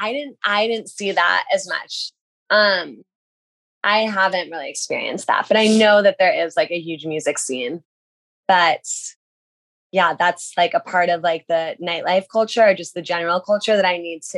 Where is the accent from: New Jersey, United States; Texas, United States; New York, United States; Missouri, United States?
New Jersey, United States; I'm from New Jersey